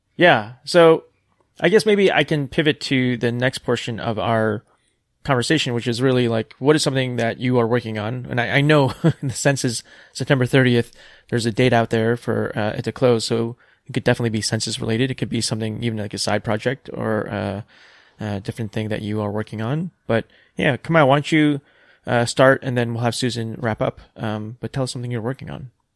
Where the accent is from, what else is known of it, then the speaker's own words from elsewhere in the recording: New York, United States; moved away; also born or lived in South Korea / Pacific Northwest; growing up on the East Coast in New York, like the humid summers